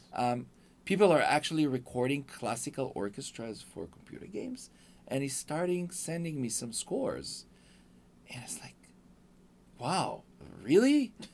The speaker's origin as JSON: {"language": "English", "country": "Israel", "tie": "born or raised there", "second_language": "English", "moved": "as an adult", "lives_now": "Los Angeles, United States", "said": "I'm from Israel. Yeah. Uh, I came here with my wife"}